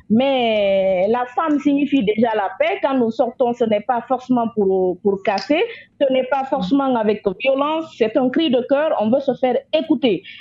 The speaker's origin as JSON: {"language": "French", "country": "Togo", "said": "pour qu'on se concentre sur nous en tant que Togolais, peuple togolais, tout court."}